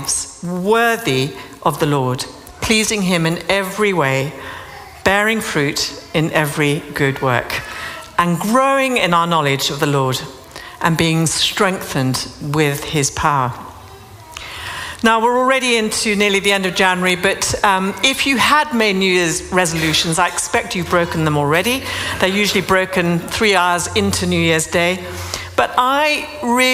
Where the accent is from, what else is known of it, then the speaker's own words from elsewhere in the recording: London, United Kingdom; I'm from London